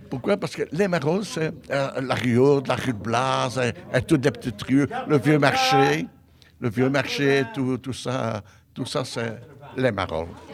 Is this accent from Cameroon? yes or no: no; Brussels, Brussels-Capital Region, Belgium; je suis un echte bruxellaire